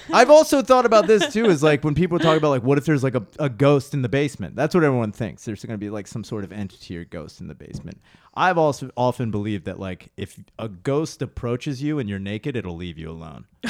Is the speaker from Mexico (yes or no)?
no; Spring City, Pennsylvania, United States; moved away as an adult; now in Philadelphia, United States; I grew up in Spring City